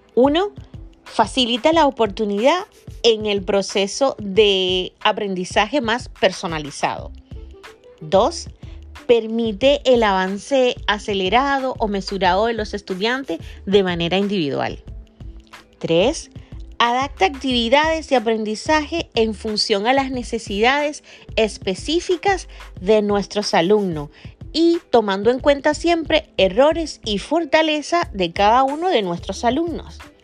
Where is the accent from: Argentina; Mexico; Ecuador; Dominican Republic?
Dominican Republic; acá en Dominicana, de donde soy yo, República Dominicana